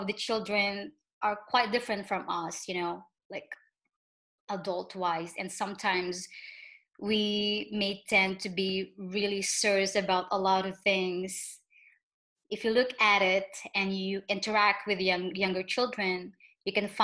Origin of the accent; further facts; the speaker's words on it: Philippines; now in France; I'm originally from the Philippines, and I'm now living in France